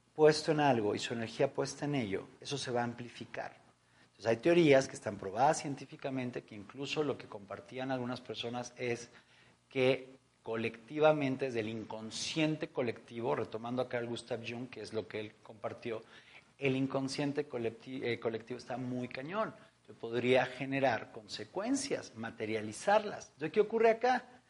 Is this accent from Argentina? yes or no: no; Mexico; en nuestro país, en México, en mi país